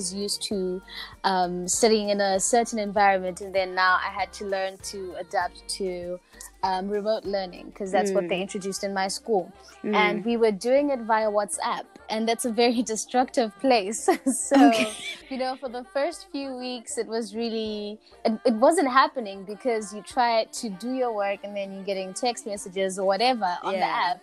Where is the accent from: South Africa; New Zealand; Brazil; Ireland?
South Africa; Ladysmith, KwaZulu-Natal; born and bred in Ladysmith, KZN, South Africa